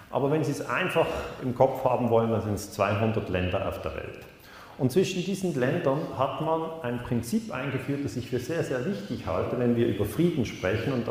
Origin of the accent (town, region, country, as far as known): Switzerland